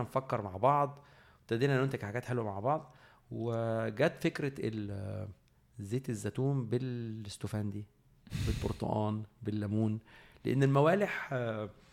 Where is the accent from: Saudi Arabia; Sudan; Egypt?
Egypt; احنا كمصريين